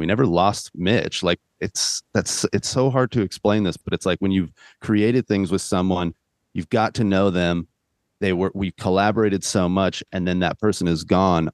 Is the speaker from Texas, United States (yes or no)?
no; California, United States; I'm from California